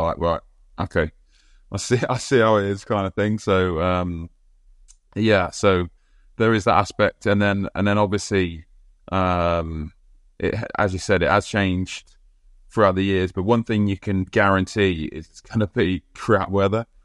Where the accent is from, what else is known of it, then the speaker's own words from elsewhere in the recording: England, United Kingdom; as an Englishman